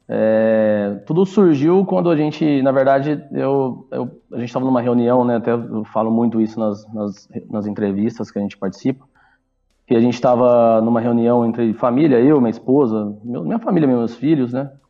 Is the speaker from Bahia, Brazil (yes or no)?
no; Ribeirão Preto, São Paulo, Brazil; Isso, nós somos de Ribeirão